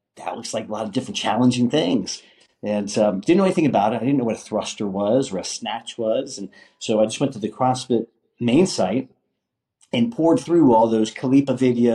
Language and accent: English; Pittsburgh, Pennsylvania, United States; Originally from Pittsburgh, PA